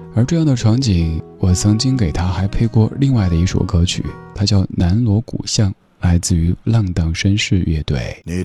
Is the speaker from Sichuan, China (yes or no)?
yes; Sichuan, China; accent: Sichuanese; 如果用我家乡话、四川话来说